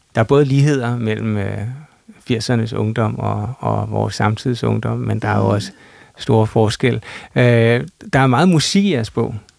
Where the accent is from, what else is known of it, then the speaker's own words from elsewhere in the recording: Copenhagen area, Capital Region of Denmark, Denmark; vi er fra Københavnsområdet